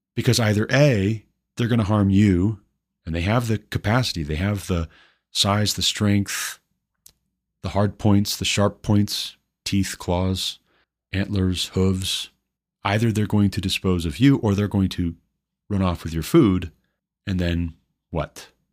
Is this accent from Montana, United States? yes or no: yes; Montana, United States; my home state, Billings, Montana